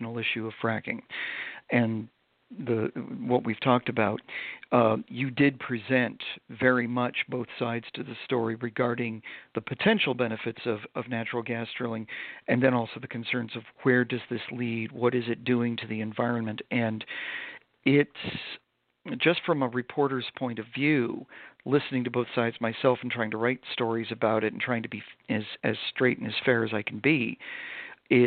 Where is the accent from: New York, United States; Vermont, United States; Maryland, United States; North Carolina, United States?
Vermont, United States; I grew up in Vermont, so I grew up in a very rural area